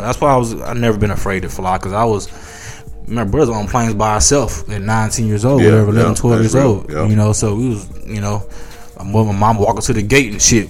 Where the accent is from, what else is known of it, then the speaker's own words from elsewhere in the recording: College Park, Georgia, United States; I was born out there at ATL. College Park, you know, ATL, you know what I mean? So some hood ass stuff out there. Yeah. I was a youngster out there though.